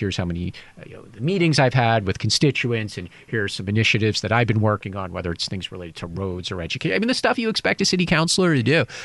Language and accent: English; United States; now in Taiwan; I'm an American